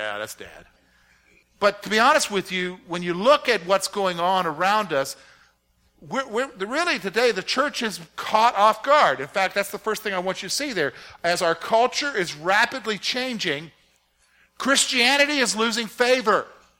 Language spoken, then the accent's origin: English; South Carolina, United States; also born or lived in Virginia; I grew up in the South. My dad was in the military, but he being from the South, we somehow, luckily, he considered it lucky, that we primarily got stationed either in Virginia, North Carolina, and South Carolina. And a good portion of my growing up years was in South Carolina.